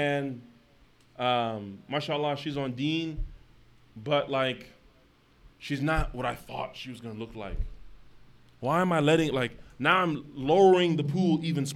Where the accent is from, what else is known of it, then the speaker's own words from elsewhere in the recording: United States; we're a minority as American Muslims